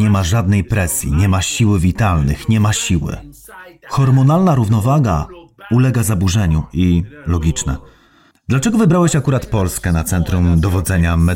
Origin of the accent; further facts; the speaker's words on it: Netherlands; Polish is a second language; now in Poland; Pochodzę z Holandii, a w Holandii, Niemczech, Francji i tak dalej jest tyle konsumpcjonizmu.